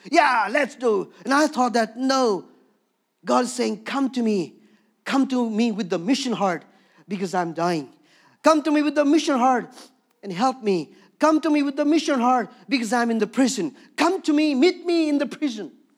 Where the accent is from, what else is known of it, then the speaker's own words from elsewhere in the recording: Darjeeling, West Bengal, India; moved away; also born or lived in Bhutan; born and raised in Darjeeling, where the tea comes from